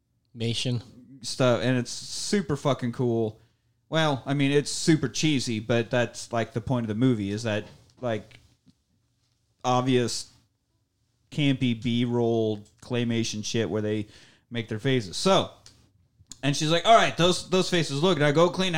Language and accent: English; Beloit, Kansas, United States; moved away; my hometown of Beloit, Kansas